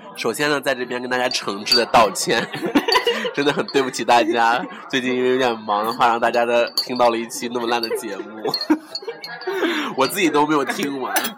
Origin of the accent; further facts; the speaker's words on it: Shanghai, China; 我是老上海人